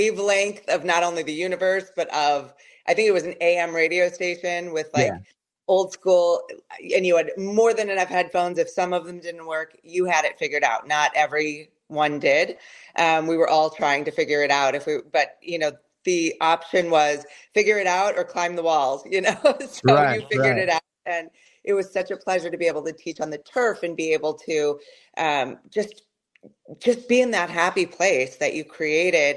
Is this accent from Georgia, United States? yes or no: no; Colorado, United States; moved away as an adult; now in Chicago, United States; I live in Chicago. I'm originally from Colorado.